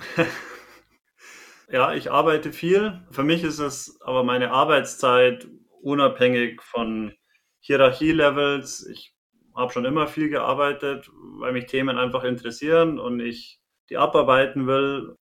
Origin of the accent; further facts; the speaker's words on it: Bavaria, Germany; accent: Bavarian; Bin Bayer, kann man auch von dem Akzent her nicht, nicht ganz leugnen